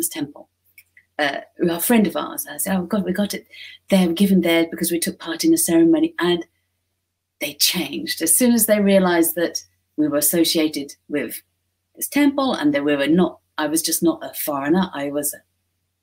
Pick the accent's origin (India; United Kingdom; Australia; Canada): United Kingdom; moved away as an adult; now in Japan; I'm British